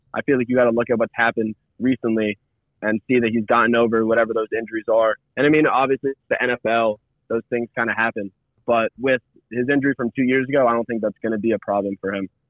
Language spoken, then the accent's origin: English; Philadelphia, Pennsylvania, United States; I'm from Philly